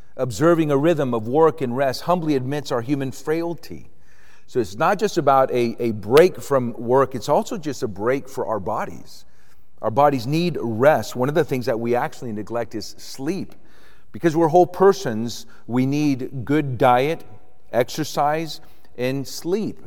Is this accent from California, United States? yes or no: no; Avon Park, Florida, United States; also born or lived in Puerto Rico; I grew up in Puerto Rico, Roman Catholic, so didn't have any experiences. But when I was eight years old, we moved to Florida, to Central Florida, and we moved to a part of Florida, a little town called Avon Park